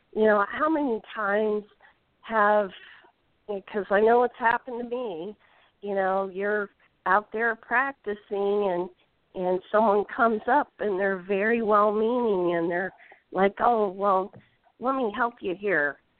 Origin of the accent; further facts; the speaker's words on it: Indiana, United States; I'm from Indiana